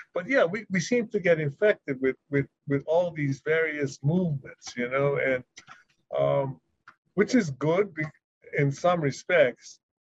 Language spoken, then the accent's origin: English; Hawaii, United States; when I was growing up in Hawaii